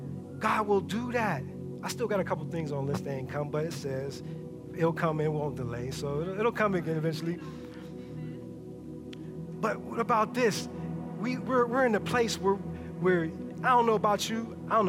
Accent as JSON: {"language": "English", "town": "Pittsburgh", "region": "Pennsylvania", "country": "United States", "said": "We all know I came from Pittsburgh. We moved down here 3 years ago."}